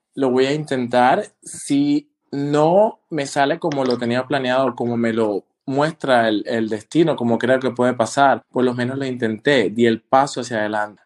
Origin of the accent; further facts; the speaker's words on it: Colombia; also born or lived in Panama; now in Germany; yo cuando salí de Colombia, primero el destino mío fue Panamá, donde estudié.